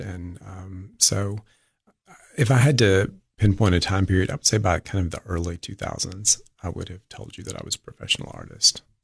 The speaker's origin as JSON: {"language": "English", "town": "Livingston", "region": "Tennessee", "country": "United States", "tie": "born or raised there", "said": "Livingston, my hometown."}